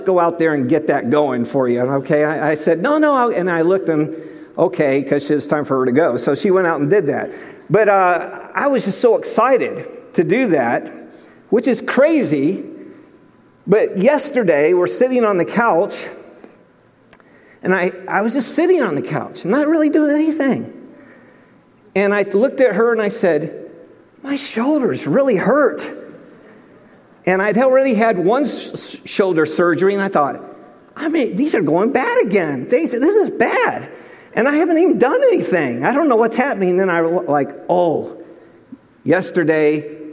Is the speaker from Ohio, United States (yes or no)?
yes; Cleveland, Ohio, United States; moved away; growing up in Cleveland, Ohio